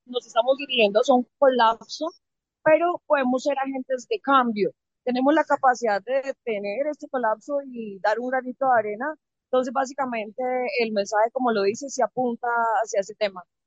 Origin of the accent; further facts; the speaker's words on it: Santander, Colombia; soy de Santander